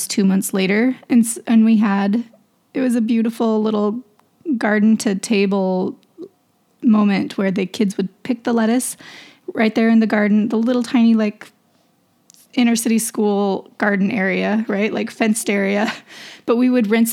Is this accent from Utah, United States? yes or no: no; Idaho, United States; moved away; I'm from Idaho